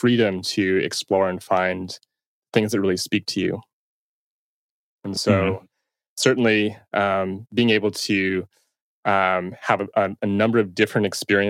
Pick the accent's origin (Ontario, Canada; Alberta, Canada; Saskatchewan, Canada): Ontario, Canada; Toronto; I'm from Toronto, and I still reside here